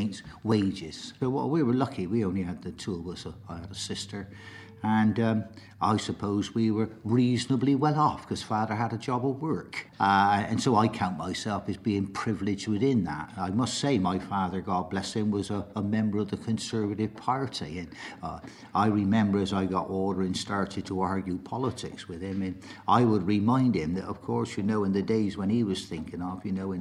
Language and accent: English; Bristol, South West England, United Kingdom; I was born in Healfields, and I'm delighted that I still represent Healfields to this day